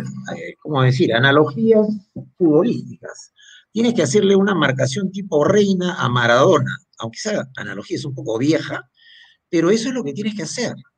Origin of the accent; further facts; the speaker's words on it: Peru; somos los peruanos